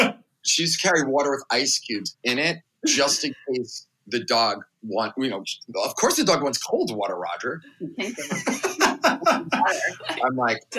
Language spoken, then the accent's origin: English; New City, New York, United States; moved away as an adult; also born or lived in Washington, District of Columbia, United States; And I'm also from the East Coast, also a suburb of New York City called New City, New York, Rockland County, a little more rustic.